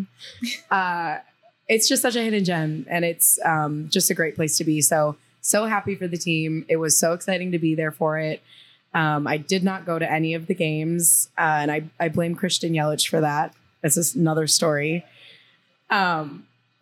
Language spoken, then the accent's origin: English; Milwaukee, Wisconsin, United States; moved away as an adult; also born or lived in Texas; I was born and raised in Milwaukee.